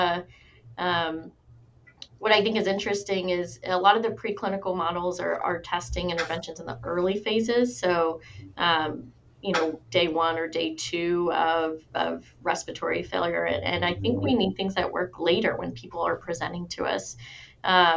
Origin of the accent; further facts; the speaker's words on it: Kentucky, United States; I'm from Kentucky